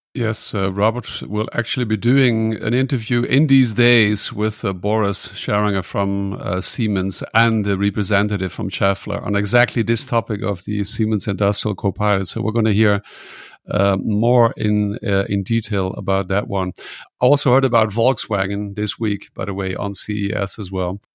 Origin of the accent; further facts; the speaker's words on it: Netherlands; now in Germany; I'm from the Netherlands. I live in Germany